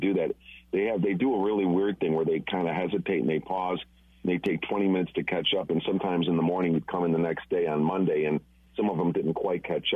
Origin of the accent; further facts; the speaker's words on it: Chicago, Illinois, United States; moved away; I'm from Chicago originally